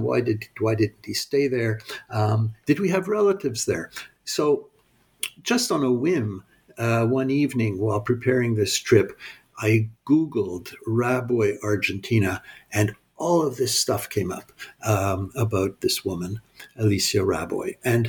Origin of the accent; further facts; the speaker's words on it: Canada; also born or lived in United States; I was born in the United States. My parents were, my father was Canadian, my mother was American. And we moved to Canada when I was 2 years old. So I've really lived in Canada all my life.